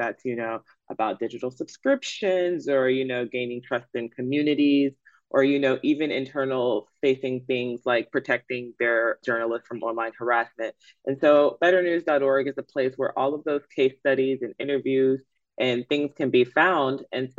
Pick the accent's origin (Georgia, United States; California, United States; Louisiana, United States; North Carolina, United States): Georgia, United States; Atlanta; this is my hometown newspaper. I am from Atlanta. I am an ATLian